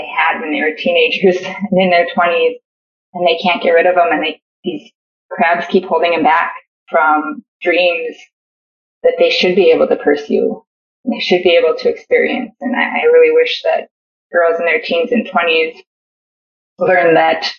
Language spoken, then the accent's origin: English; Moorhead, Minnesota, United States; also born or lived in Bogota, Colombia / Mount Pleasant, Iowa / West Fargo, North Dakota; I grew up in a town by Fargo. It's called Moorhead.